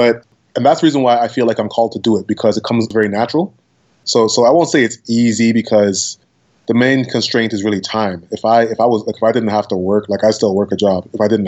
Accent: Toronto, Ontario, Canada; I say I'm from Toronto

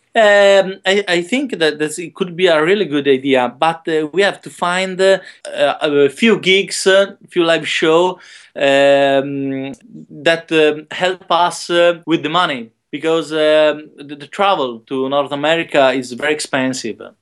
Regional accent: Modena, Emilia-Romagna, Italy; also born or lived in Rome; my hometown in Modena, in the north of Italy

